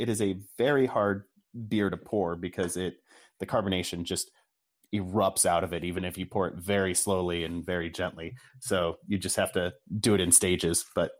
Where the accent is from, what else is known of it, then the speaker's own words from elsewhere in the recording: Southern Indiana, United States; also born or lived in Kentucky; now in Virginia, United States; I come from Southern Indiana and Kentucky stock.